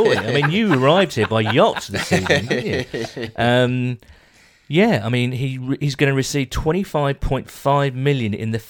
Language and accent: English; the Midlands, England, United Kingdom; a fellow Bengals fan who I grew up with in the Midlands